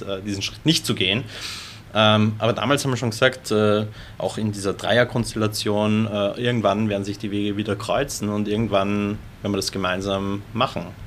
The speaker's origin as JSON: {"language": "German", "region": "Lower Austria", "country": "Austria", "said": "also ich bin ja ursprünglich aus Wien bzw. Niederösterreich, also Wien-Umgebung."}